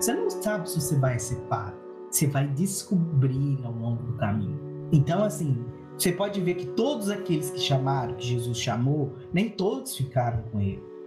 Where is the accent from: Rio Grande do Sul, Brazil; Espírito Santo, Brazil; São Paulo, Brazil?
Espírito Santo, Brazil; Muniz Freire; moved away; also born or lived in Barbacena; eu sou natural de Manis Freire, bem pertinho de Venda Nova